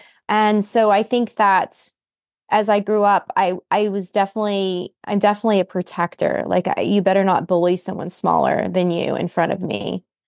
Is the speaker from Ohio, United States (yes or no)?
no; West Virginia, United States; I'm a country girl. I grew up in West Virginia.